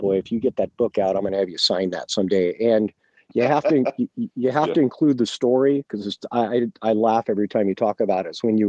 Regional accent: Reading, Pennsylvania, United States; I grew up in Reading, and this is the impact that it had on me.

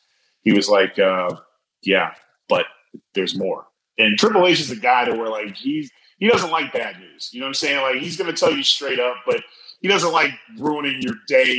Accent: Scotland, United Kingdom; I'm just Scottish too, man.

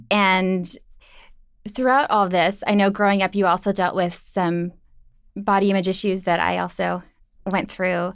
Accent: Minnesota, United States; Midwest. I'm from Minnesota

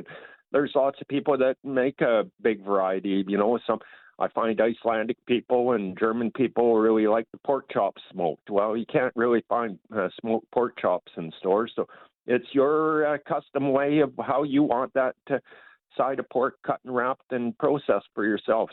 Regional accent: Argyle, Manitoba, Canada; I'm from Argyle, Manitoba here, just north of Stonewall and north of Winnipeg a little ways.

